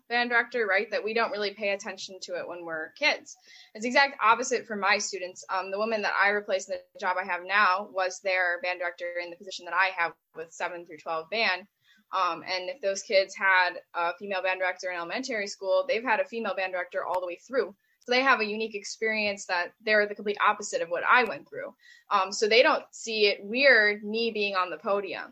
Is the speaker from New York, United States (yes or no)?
yes; Clarence, New York, United States; now in Greece, New York, United States; I'm from Clarence, New York, which is about 20 minutes north of Buffalo-ish